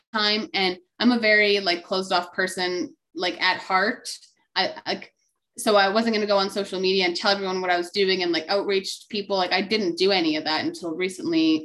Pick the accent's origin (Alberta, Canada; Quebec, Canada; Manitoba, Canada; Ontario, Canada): Alberta, Canada; moved away as an adult; also born or lived in Kamloops, British Columbia; I was born and raised in Alberta. I moved to Kamloops, BC.